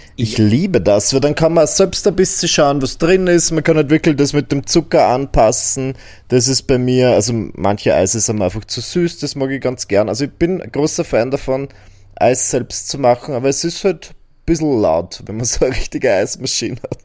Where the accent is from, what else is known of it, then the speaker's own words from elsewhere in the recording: Burgenland, Austria; bei uns im Burgenland